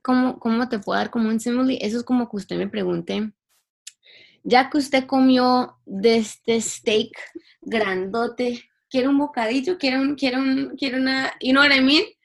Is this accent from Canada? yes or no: yes; Toronto, Ontario, Canada; also born or lived in Cali, Colombia; porque yo nací en Toronto, mi familia es de Cali, pero yo nací en Toronto